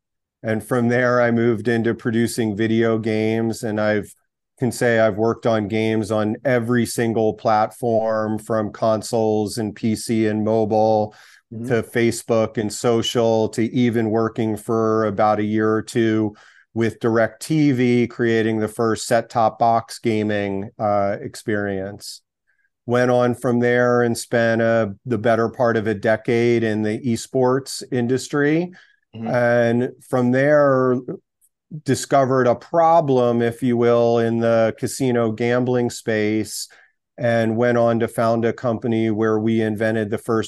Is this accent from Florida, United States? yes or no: no; Pennsylvania, United States; born there; I guess just biographically, I was born in outside of Philadelphia.